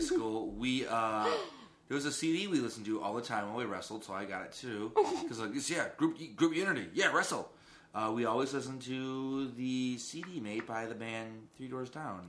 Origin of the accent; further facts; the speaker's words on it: Redford, Michigan, United States; moved away; They still live in like my hometown